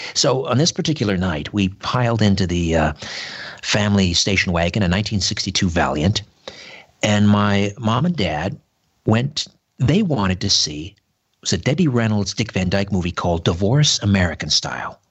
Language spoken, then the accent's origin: English; Brantford, Ontario, Canada; my hometown, Brantford, Ontario, on the beautiful Grand River.